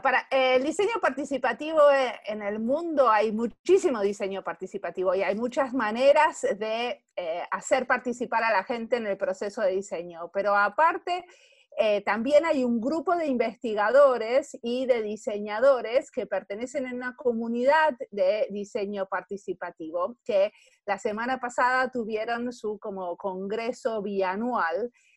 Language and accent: Spanish; Argentina; moved away as an adult; now in Finland; en Finlandia vivo acá hace 20 años, nací en Argentina. Y en Argentina hace mucho tiempo estudié diseño industrial